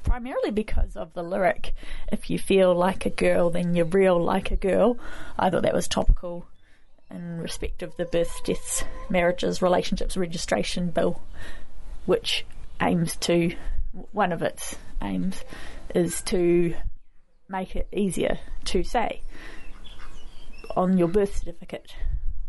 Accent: Dunedin, Otago, New Zealand; now in Lower Hutt, New Zealand; I come from Otipoti, Dunedin

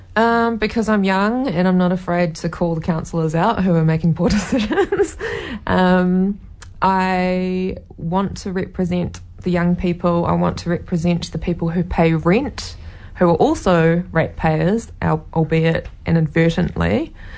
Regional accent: Taranaki, New Zealand; also born or lived in Waikato / Cambridge, New Zealand; now in Hamilton, New Zealand; I grew up in Taranaki in a small coastal town, and we moved up to the Waikato in 1998.

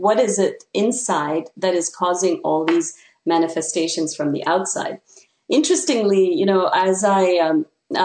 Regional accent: Canada; moved away as an adult; now in United States; since I come from Canada, I was on a J-1 visa

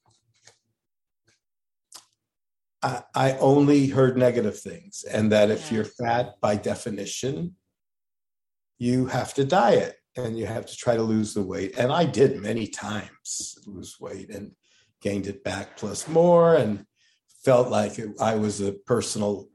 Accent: Los Angeles, California, United States; moved away as an adult; also born or lived in Santa Barbara, California / San Diego, California / Columbia, Missouri / North Dakota; now in Oakland, United States; I grew up in Los Angeles and I went to a lot of diet doctors

